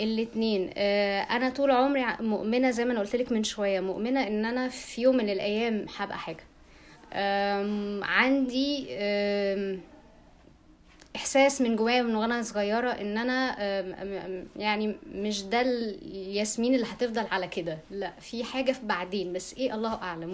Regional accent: Egypt; عندنا في مصر

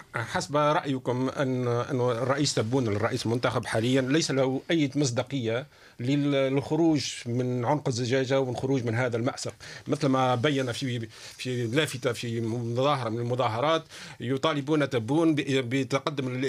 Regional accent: Tunisia; انا تونسي بطريقة الحال

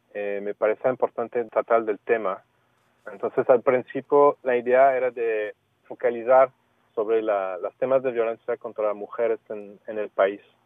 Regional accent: Canada; Spanish is a second language; soy canadiense

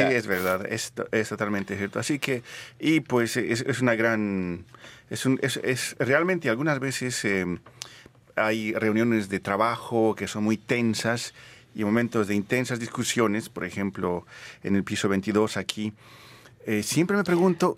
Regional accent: Bolivia; moved away; nací en Bolivia

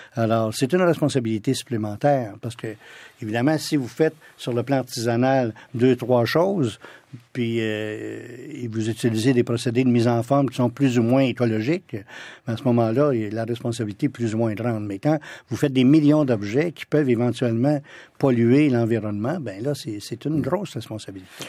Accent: Ottawa, Ontario, Canada; also born or lived in France / London; j'ai passé beaucoup de temps dans la ville d'Ottawa, chez ma grand-mère, chez mes tantes, mes oncles, parce que toute ma famille vient de, ce sont tous des Franco-ontariens

